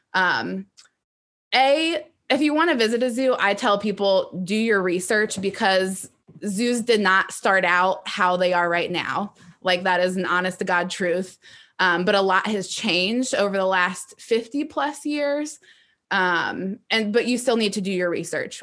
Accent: Ohio, United States; I am from Ohio and lived in that area.

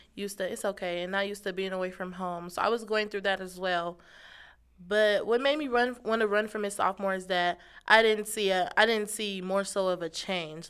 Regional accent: Kansas City, Missouri, United States; I'm from Kansas City, Missouri

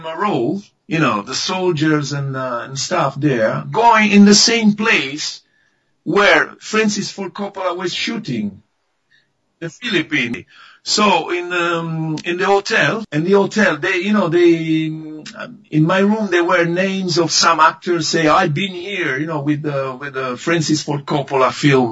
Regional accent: Livorno, Tuscany, Italy; English is a second language; I was coming from Italy

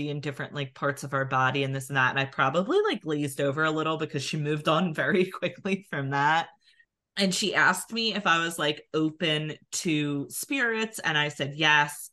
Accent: New Jersey, United States; accent: Philadelphia; we're from New Jersey

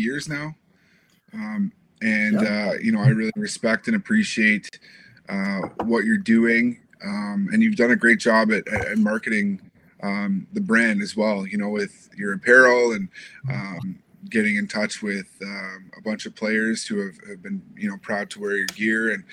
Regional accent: Canada; moved away as an adult; now in United States; as a Canadian

